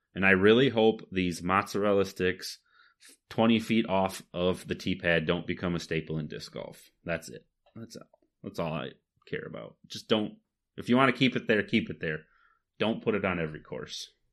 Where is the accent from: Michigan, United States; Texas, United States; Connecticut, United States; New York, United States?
Michigan, United States; we're from Michigan